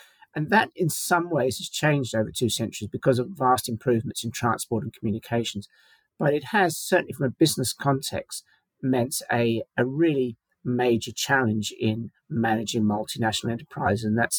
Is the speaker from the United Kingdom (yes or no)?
yes; London, United Kingdom; moved away as an adult; also born or lived in New Zealand; now in Australia; So I'm originally British, and I grew up in London and took both my degrees from University College London in history departments.